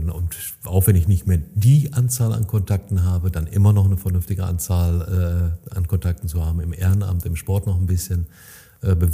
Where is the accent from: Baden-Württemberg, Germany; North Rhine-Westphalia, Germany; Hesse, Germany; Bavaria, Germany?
North Rhine-Westphalia, Germany; das dürften wir uns als Münsterländer öfter mal vor